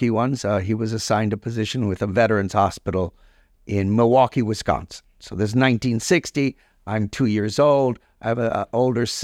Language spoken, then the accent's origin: English; Cuba; born there; Uh, okay. Um, so we go way back, right? Uh, uh, I was born in Cuba, and uh, um, my dad was a doctor.